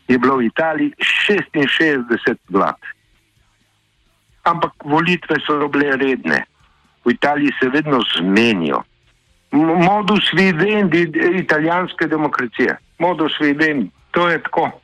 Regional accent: Piran, Slovenian Littoral, Slovenia; jaz sem iz Pirana

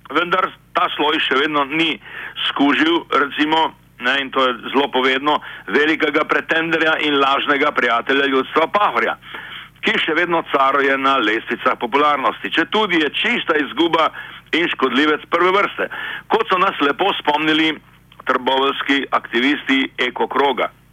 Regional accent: Slovenia

